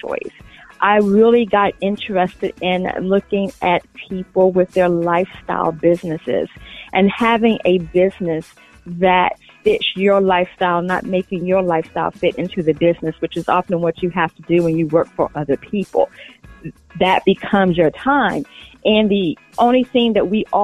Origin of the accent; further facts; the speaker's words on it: Chesapeake, Virginia, United States; moved away as an adult; also born or lived in Norfolk, Virginia; now in Washington, D.C., United States; I am originally from Chesapeake, Virginia, the Tidewater area.